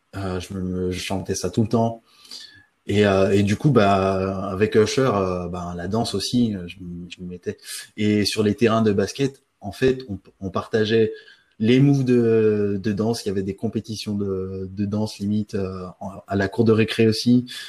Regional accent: French Guiana; j'ai grandi en Guyane française

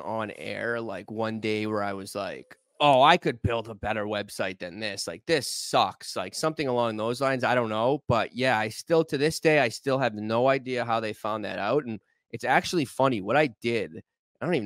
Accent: Boston, Massachusetts, United States; moved away as an adult; now in New York, United States; I grew up in Boston, 93

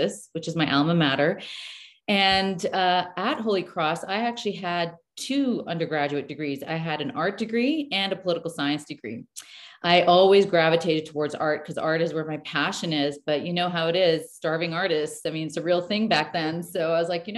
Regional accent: Canada; moved away; also born or lived in New York / Beirut, Lebanon; I'm born Canadian, but when we moved back to Canada

